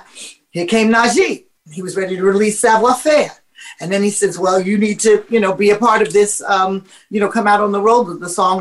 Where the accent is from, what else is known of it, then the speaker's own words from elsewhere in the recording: New York City, New York, United States; I was born and raised in Harlem